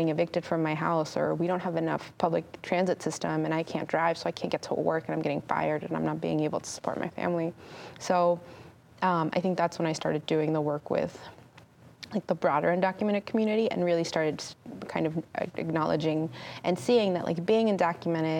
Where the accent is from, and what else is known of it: California, United States; born or raised there